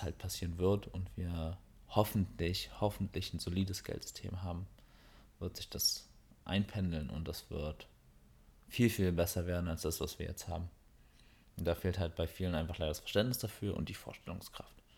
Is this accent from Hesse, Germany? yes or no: no; Berlin, Germany; wir kommen aus Berlin her